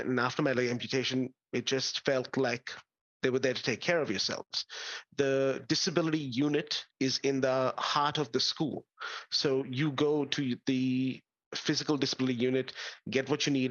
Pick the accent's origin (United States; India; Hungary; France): India; now in Australia; I grew up in India